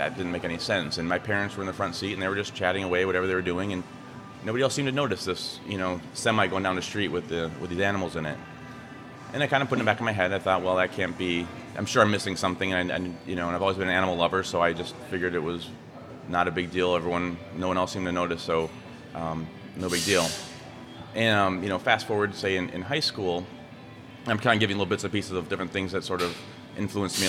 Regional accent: Chicago, Illinois, United States; I grew up in the Chicago area

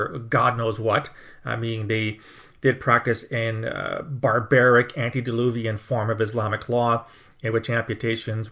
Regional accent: Canada; I'm a Canadian

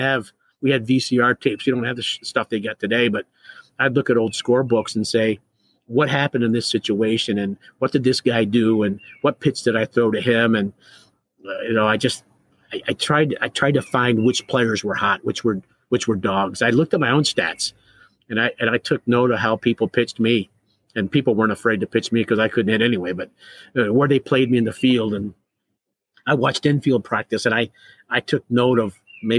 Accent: Ohio, United States; growing up in Ohio

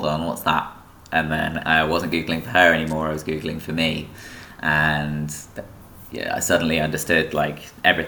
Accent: Peterborough, East of England, United Kingdom; I grew up in Peterborough

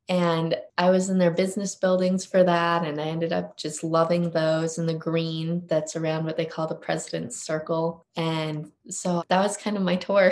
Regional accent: Utah, United States; also born or lived in Park City, Utah; in fourth grade, I moved to Park City, but I was born and raised in Utah even before

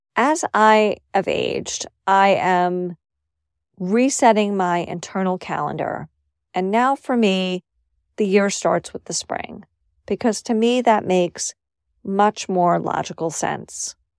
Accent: New York City, New York, United States; moved away as an adult; also born or lived in Syracuse; where I grew up in New York City

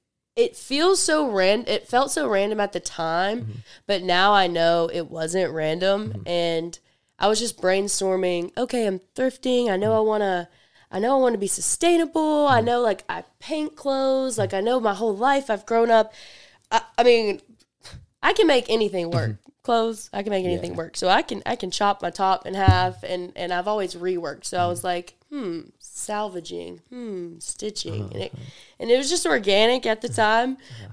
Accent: Mississippi, United States; I'm from Memphis, mm-hmm. but I'm from the suburbs. I'm from the suburbs of Mississippi.

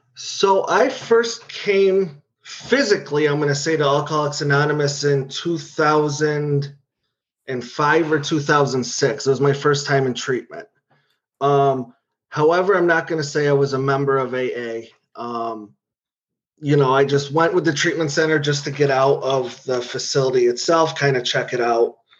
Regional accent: New York, United States; moved away as an adult; also born or lived in Los Angeles; I'm from New York

